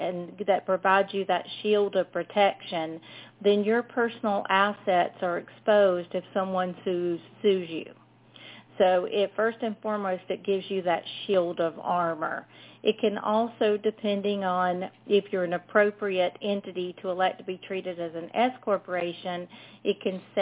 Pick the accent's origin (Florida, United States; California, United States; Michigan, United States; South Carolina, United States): South Carolina, United States; if y'all couldn't tell from my accent, I'm from South Carolina